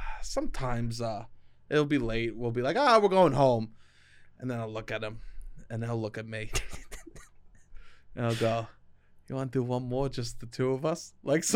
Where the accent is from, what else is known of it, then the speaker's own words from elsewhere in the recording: New York, United States; I go, we're from New York. It's legal there.